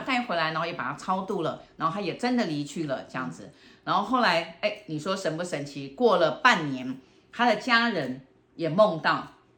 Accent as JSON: {"language": "Chinese", "country": "Taiwan", "accent": "Taiwanese Mandarin", "said": "这个马来话我也不会说，哈 广东话我也说不清楚，嗯。那我就讲台湾国语好了"}